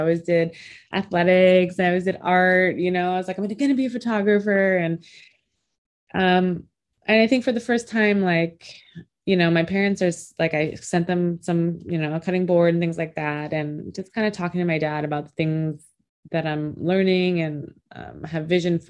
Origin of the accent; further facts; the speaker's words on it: Minnesota, United States; also born or lived in Philippines / Nebraska; My parents are Cambodian. I was born in the Philippines, but we came over here to the United States when I was 2 months old. My dad got sponsored in Minnesota, so we lived in Minnesota for a few years and then Nebraska.